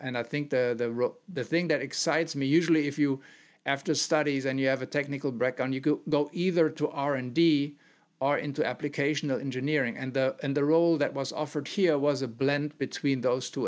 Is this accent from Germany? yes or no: yes; Mönchengladbach, North Rhine-Westphalia, Germany; also born or lived in Aachen; I'm born and raised in the center of Germany more, and so not in Bavaria, in a very small town that is part of a city of Mönchengladbach